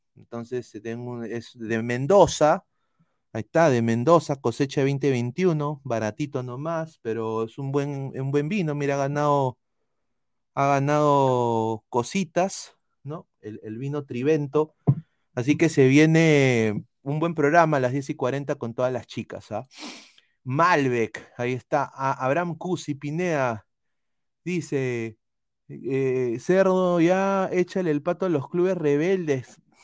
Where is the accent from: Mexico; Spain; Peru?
Peru